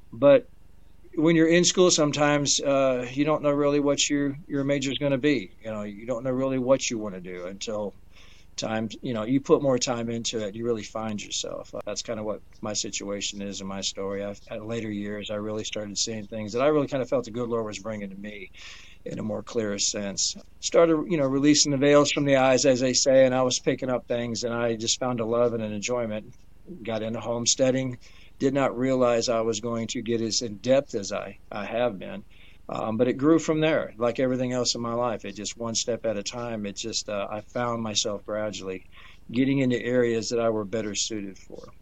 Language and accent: English; Detroit, Michigan, United States; also born or lived in Danville, Indiana; I was born actually in uh, Danville, Indiana. I was raised in Detroit, uh, Michigan.